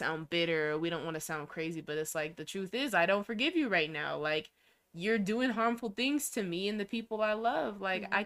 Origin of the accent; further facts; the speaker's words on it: Denver, Colorado, United States; I was born at the Denver Hospital